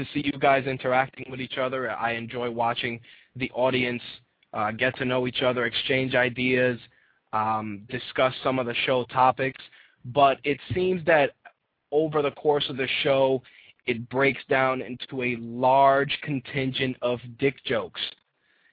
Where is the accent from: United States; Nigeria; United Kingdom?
United States; New York City, New York; As a New Yorker, it is a prerequisite that I am going to support my New York teams